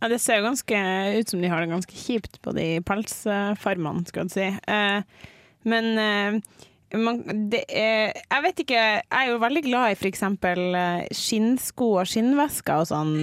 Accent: Mo i Rana, Nordland, Norway; also born or lived in Bodø; now in Trondheim, Norway; så kommer jeg faktisk fra Mo i Rana

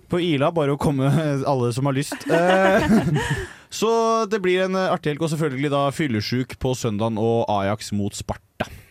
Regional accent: Bærum, Akershus, Norway; Jeg er fra Bærum.

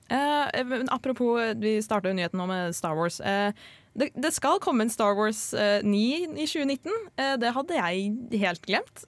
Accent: Drøbak, Akershus, Norway; Jeg feira verken julaften eller nyttår hjemme i Drøbak

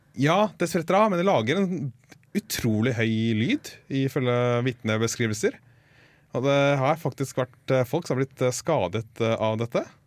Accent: Norway

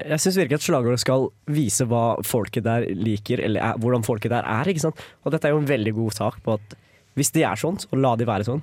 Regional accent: Lillehammer, Innlandet, Norway; som stolt lillehamring

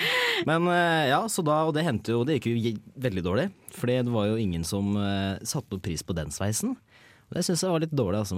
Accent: Hedmark, Innlandet, Norway; moved away as an adult; now in Trondheim, Norway; Jeg kommer fra Hedmark. Dypeste skauen i Hedmark

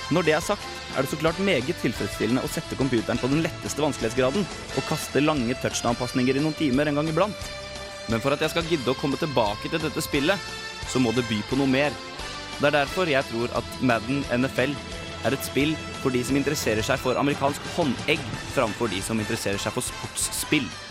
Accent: Norway; som nordmann og kontrollfrik

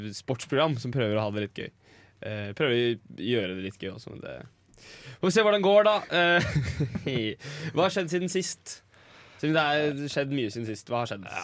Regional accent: Norway; jeg er fra Norge

